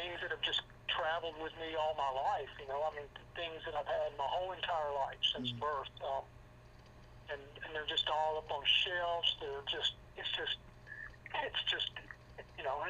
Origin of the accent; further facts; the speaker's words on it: Nashville, Tennessee, United States; also born or lived in New York; I was born in Nashville